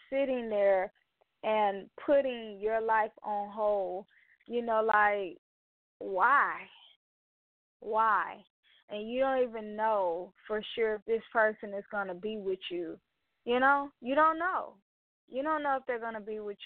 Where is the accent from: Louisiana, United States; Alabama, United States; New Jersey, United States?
Alabama, United States; Mobile; my hometown, Mobile, Alabama